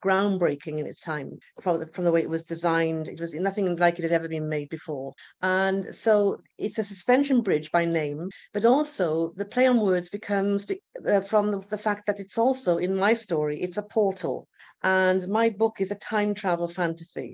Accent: Swansea, Wales, United Kingdom; moved away as an adult; now in Malta; I'm Welsh. I'm from Swansea in the United Kingdom, from Wales

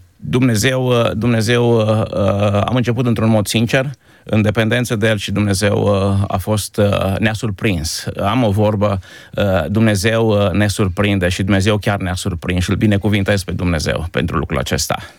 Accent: Timișoara, Timiș County, Romania; moved away as an adult; also born or lived in Izvin; now in Krems, Austria; la origine sunt de la Izvin, o aruncătoră de piatră de Timișoara. Am, am făcut școala și m-am format ca om în Timișoara

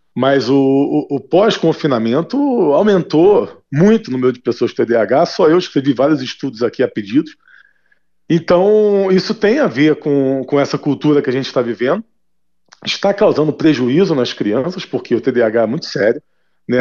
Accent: Brazil; 41 anos de idade, nasci no Brasil

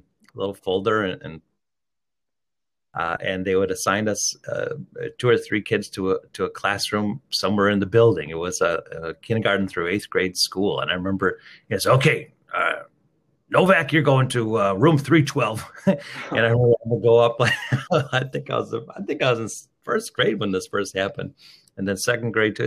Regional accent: Chicago, Illinois, United States; born and raised in Chicago on the northwest side, all the way up through I was 10 years old

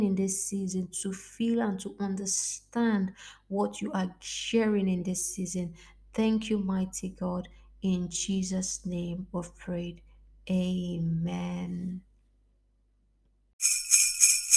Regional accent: Lagos, Nigeria; now in Italy; I am African from Nigeria, and yeah, it is not a normal thing for it to snow in the part where I live, Lagos, Nigeria, to be specific

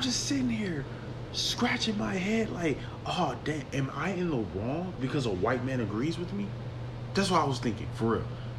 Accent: Milwaukee, Wisconsin, United States; I'm not from Africa. I'm from Milwaukee. My mother was born in Mississippi.

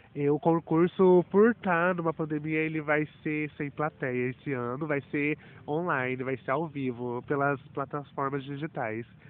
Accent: Batatais, São Paulo, Brazil; sou da cidade de Batatais

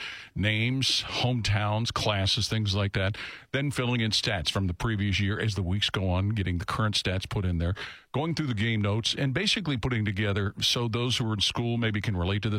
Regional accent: Cincinnati, Ohio, United States; growing up in Cincinnati

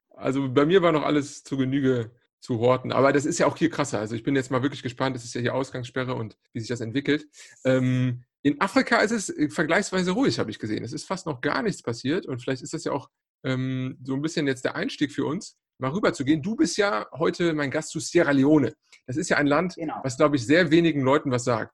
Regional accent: Cologne, North Rhine-Westphalia, Germany; als Kölner

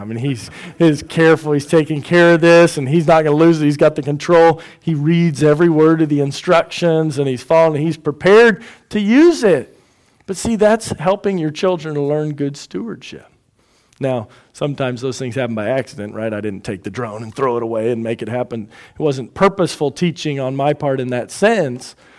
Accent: Houston, Texas, United States; also born or lived in Indiana; we're from Houston, or I'm from Houston

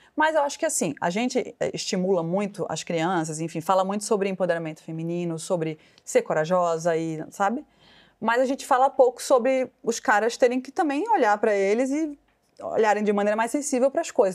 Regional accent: Pernambuco, Brazil; now in São Paulo, Brazil; como toda pernambucana, né, orgulhosa

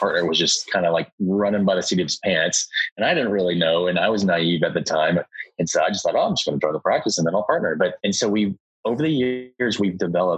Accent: Dallas, Texas, United States; I'm from Dallas. I was born and raised in Dallas

